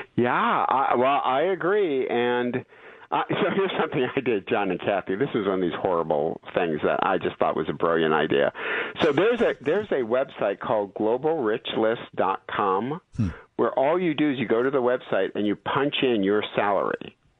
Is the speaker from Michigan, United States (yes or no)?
yes; Detroit, Michigan, United States; now in California, United States; I'm from Detroit.